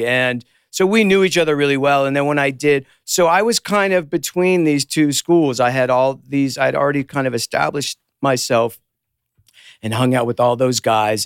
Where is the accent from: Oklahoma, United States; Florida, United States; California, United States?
California, United States; Los Angeles; I grew up in Hollywood, we all knew each other